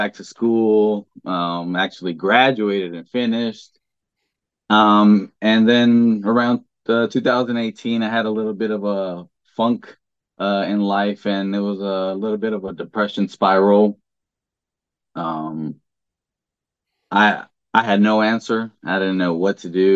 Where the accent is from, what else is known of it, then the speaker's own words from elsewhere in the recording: Los Angeles, California, United States; born and raised in California, LA, and joined the military